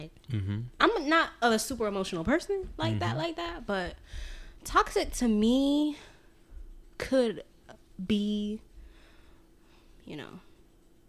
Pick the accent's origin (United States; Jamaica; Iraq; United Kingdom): Jamaica; I'm still Jamaican.